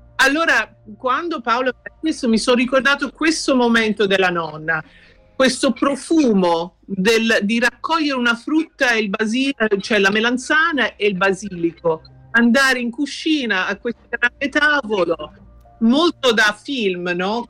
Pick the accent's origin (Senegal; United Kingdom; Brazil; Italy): United Kingdom; London; io sono nata in Inghilterra e allora per me quando ero piccola eh, venivo sempre in Italia